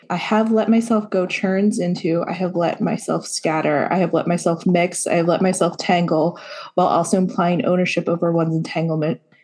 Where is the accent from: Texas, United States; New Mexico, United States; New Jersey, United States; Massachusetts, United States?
New Jersey, United States; I'm from New Jersey